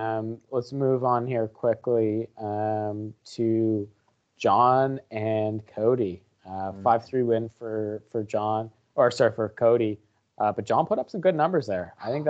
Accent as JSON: {"language": "English", "country": "Canada", "said": "As a Canadian, we just fired our goalie."}